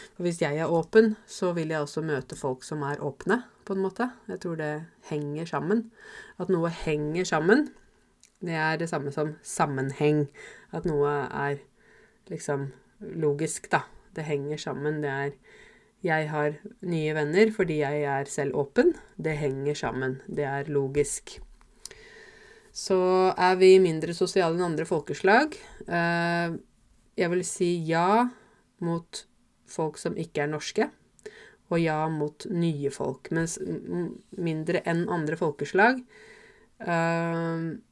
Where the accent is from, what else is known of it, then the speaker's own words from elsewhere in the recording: Norway; Norge er hjemlandet mitt